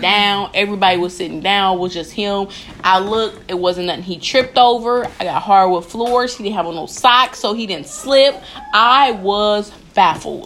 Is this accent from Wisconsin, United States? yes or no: yes; Wisconsin, United States; That's where I'm from. I'm not from Kenosha. I'm from Wisconsin